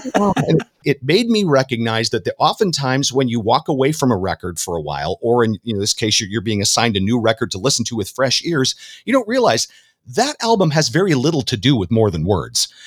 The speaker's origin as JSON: {"language": "English", "region": "Southern California", "country": "United States", "tie": "born or raised there", "said": "I was down there in Southern California"}